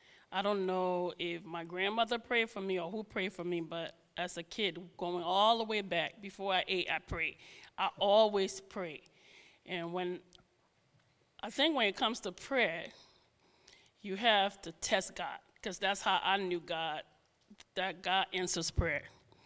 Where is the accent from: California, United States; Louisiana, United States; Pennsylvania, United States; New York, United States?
New York, United States; also born or lived in Rhode Island / New Jersey; now in New Hope, United States; Yeah, and now I grew up in New York. I lived in a little bit in Rhode Island, New Jersey, and then here. And now I live in New Hope.